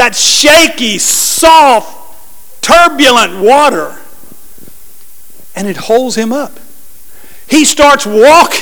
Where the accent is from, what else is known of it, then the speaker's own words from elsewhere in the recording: New Orleans, Louisiana, United States; moved away; my home state, New Orleans